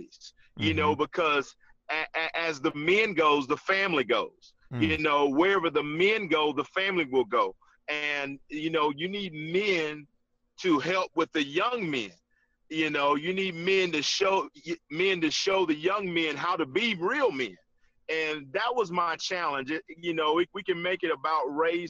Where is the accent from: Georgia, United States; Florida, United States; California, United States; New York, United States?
Georgia, United States; Gainesville; I grew up in Gainesville